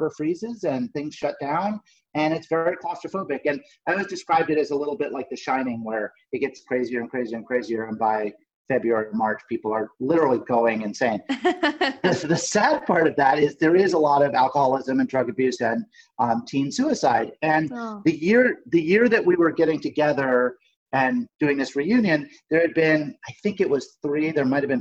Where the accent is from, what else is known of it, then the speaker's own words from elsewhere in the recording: Nantucket, Massachusetts, United States; now in Los Angeles, United States; we went back to my hometown on Nantucket